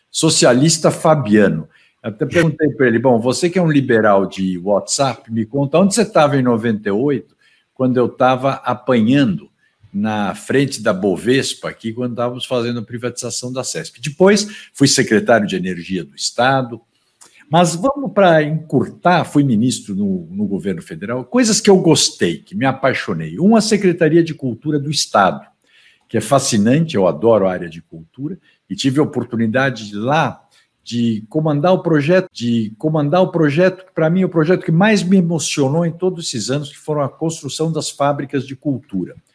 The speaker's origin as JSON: {"language": "Portuguese", "region": "São Paulo", "country": "Brazil", "said": "tudo isso para me preparar para um dia ser prefeito da minha cidade."}